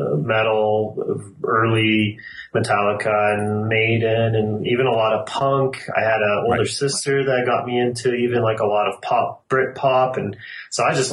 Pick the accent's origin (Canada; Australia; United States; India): Canada; Calgary, Alberta; We're all from Calgary.